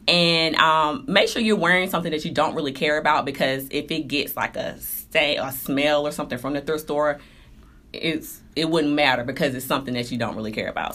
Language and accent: English; Durham, North Carolina, United States; I was born in Durham, North Carolina